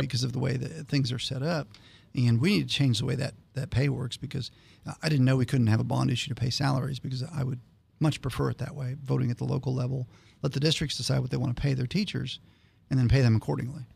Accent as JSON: {"language": "English", "town": "Canton", "region": "Ohio", "country": "United States", "tie": "born or raised there", "moved": "yes", "said": "I grew up in Canton, Ohio."}